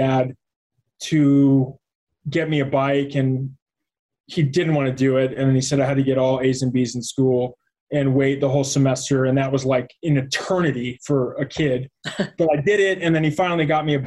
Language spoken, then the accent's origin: English; Arizona, United States; also born or lived in Columbia, Maryland / Chicago; was in Chicago until third grade, and then we moved to Arizona, and was there pretty much most of my life